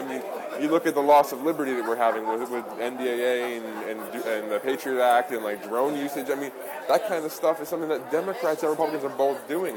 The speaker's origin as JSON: {"language": "English", "area": "Long Island", "region": "New York", "country": "United States", "tie": "born or raised there", "moved": "as an adult", "lives_now": "Salem, United States", "said": "From Long Island, though, I grew up out there."}